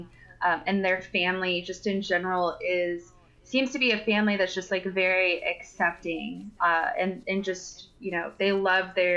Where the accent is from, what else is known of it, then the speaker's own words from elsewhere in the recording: Texas, United States; I am from Texas